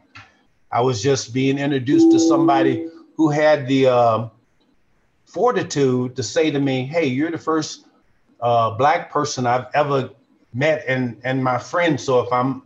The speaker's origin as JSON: {"language": "English", "town": "Chicago", "region": "Illinois", "country": "United States", "tie": "born or raised there", "also_born_or_lived": "Kankakee", "said": "having grown up in the state of Illinois and it was born and raised in Chicago"}